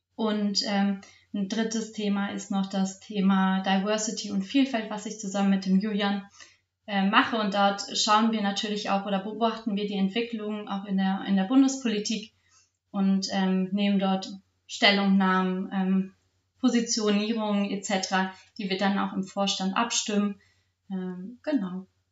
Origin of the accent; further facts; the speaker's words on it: Salzgitter, Lower Saxony, Germany; ich habe angefangen bei der Sportjugend Salzgitter mich zu engagieren. Ich war dann auch, also bin auch immer noch in meinem Verein Jugendwarten, habe da ähm, mein, das erste J-Team in meiner Heimatstadt gegründet